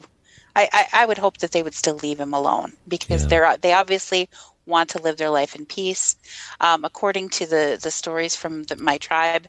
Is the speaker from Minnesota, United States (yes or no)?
yes; Minnesota, United States; accent: Minnesota; also born or lived in Fargo-Moorhead; I was born and raised in Minnesota